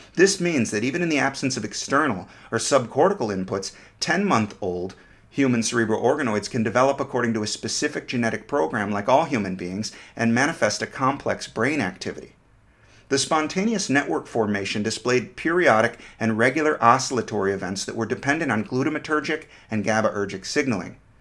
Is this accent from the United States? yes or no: yes; United States; I'm an American romantic